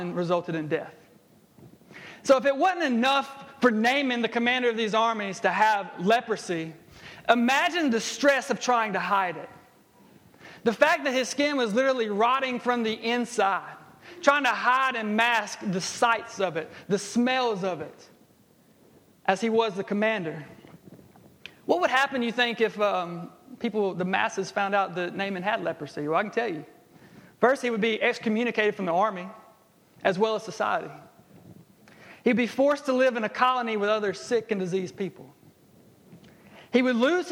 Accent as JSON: {"language": "English", "town": "Jackson", "region": "Alabama", "country": "United States", "tie": "born or raised there", "said": "I grew up in Jackson, Alabama"}